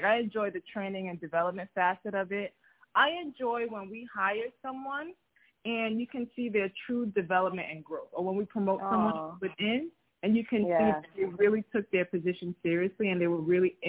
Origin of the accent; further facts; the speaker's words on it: New York City, New York, United States; I'm first-generation Nigerian. I was raised in Staten Island.